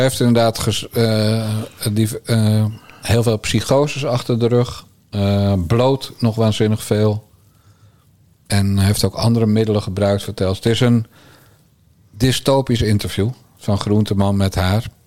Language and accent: Dutch; Bergambacht, South Holland, Netherlands; ik ben een timmermanszoon uit Bergambacht